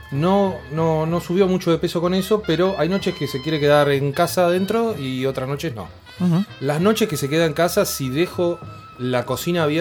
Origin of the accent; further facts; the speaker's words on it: Necochea, Buenos Aires Province, Argentina; Necochea, a mi ciudad natal.